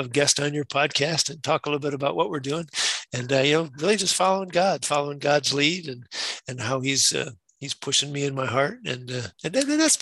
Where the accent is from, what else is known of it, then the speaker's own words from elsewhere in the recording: Wisconsin, United States; I'm from Wisconsin. Went to high school up that way, went to the University of Wisconsin